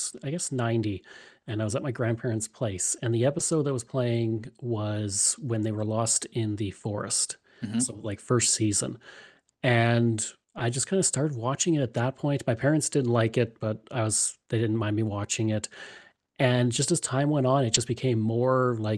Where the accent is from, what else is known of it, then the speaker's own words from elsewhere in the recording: outside Edmonton, Alberta, Canada; also born or lived in Calgary; I grew up outside Edmonton